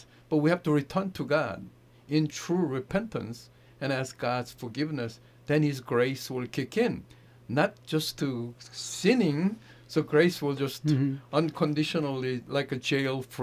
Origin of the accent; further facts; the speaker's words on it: South Korea; also born or lived in Manhattan, New York; now in United States; I grew up in South Korea under the Buddhist home